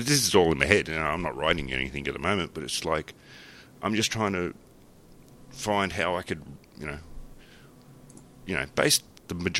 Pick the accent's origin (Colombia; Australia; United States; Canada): Australia; a lot of my jokes are Australian based